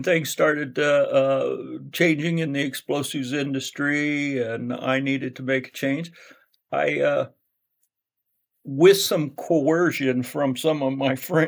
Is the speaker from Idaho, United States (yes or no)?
yes; Rathdrum, Idaho, United States; also born or lived in Boise, Idaho; I was born in southern Idaho in the Boise area. And my father worked for the Idaho State Police, and he was transferred to up to the Coeur d'Alene area, which is just Rathdrum, just about 15 miles outside of Coeur d'Alene. And so that brought us up here, and we came up in 1959, and I've been in North Idaho the rest of my life